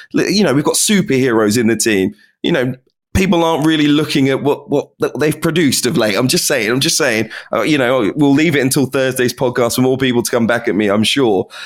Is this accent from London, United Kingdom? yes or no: yes; London, United Kingdom; I've got Caribbean parents and I was raised in London